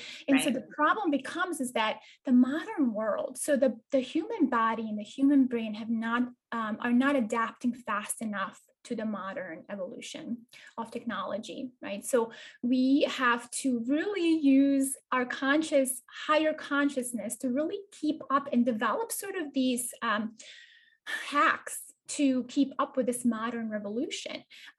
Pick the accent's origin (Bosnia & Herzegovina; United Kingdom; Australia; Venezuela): Bosnia & Herzegovina; I am actually from Eastern Europe. I'm a girl who was, you know, born in a small town in Bosnia-Herzegovina, which is kind of nestled in between Croatia and across from Italy.